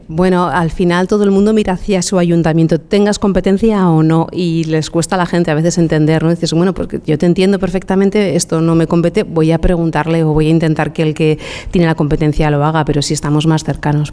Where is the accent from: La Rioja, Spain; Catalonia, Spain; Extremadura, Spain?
La Rioja, Spain